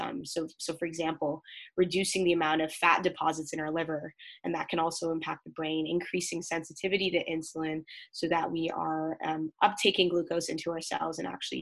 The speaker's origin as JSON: {"language": "English", "town": "Mississauga", "region": "Ontario", "country": "Canada", "lives_now": "London, Canada", "said": "I'm originally from Mississauga, Ontario, so close to the GTA"}